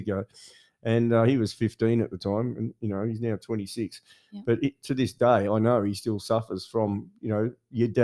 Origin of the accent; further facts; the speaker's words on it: Bendigo, Victoria, Australia; I grew up in Bendigo in the middle of Victoria